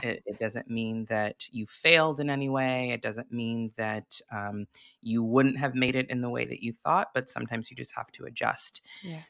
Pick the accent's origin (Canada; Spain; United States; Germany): United States; Santa Barbara, California; I grew up in Santa Barbara, California